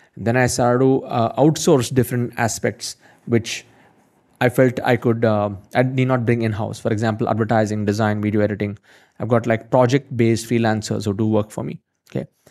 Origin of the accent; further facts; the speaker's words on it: India; I'm from India